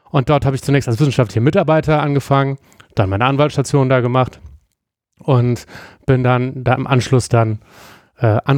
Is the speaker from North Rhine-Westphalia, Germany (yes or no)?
yes; Bergisch Gladbach, North Rhine-Westphalia, Germany; Ich komme sozusagen aus dem Speckgürtel und ich mache das in der Speckgürtelkommune, in meiner Heimatstadt.